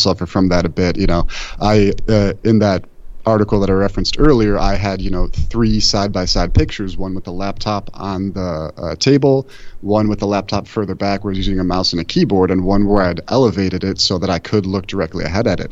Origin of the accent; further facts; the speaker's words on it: Buffalo, New York, United States; I'm from Buffalo where we have the worst public transit imaginable